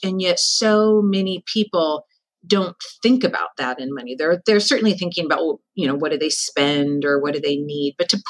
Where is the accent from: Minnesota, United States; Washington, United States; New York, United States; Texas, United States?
Washington, United States; Seattle; also born or lived in San Francisco; I'm born and raised in Seattle.